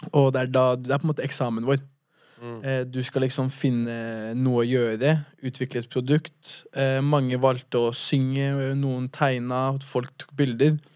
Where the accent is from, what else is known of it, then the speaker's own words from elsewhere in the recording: Fredrikstad, Østfold, Norway; Lysleby. Eh, det er der jeg er oppvokst.